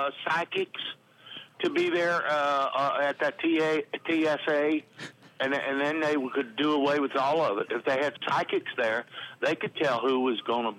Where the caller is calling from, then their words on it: Conroe, Texas, United States; I'm calling from Conroe.